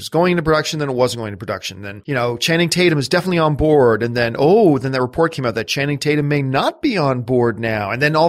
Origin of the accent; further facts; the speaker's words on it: Canada; I get more excited about the Winter Olympics, obviously, because I'm Canadian